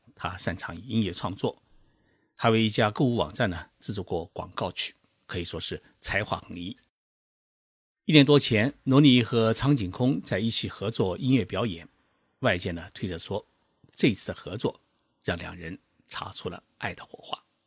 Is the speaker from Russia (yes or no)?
no; China; 我们中国社会